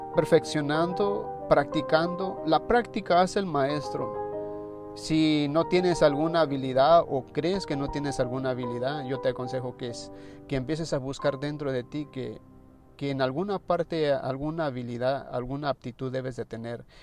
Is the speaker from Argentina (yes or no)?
no; Mexico; en mi país se dice, en México se dice flojo a la gente perezosa